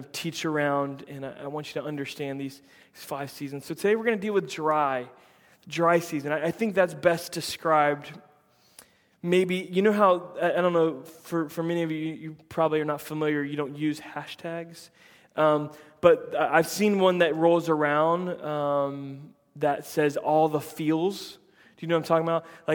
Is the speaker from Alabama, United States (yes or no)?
no; Central Florida, United States; I grew up in Central Florida